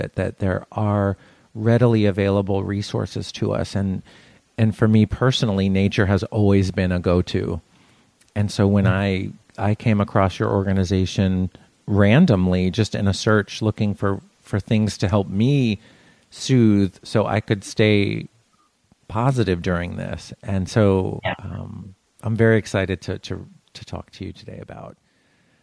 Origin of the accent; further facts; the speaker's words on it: South Florida, United States; moved away as an adult; now in Los Angeles, United States; I grew up in South Florida, which is very humid, very hot.